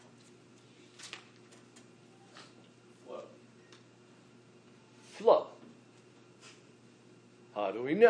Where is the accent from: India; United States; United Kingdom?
United States; we as American believers